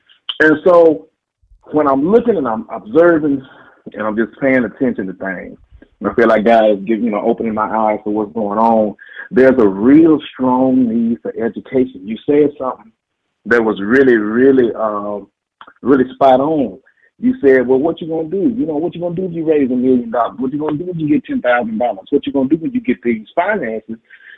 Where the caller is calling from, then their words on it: Dallas, Texas, United States; I'm from Dallas, Texas.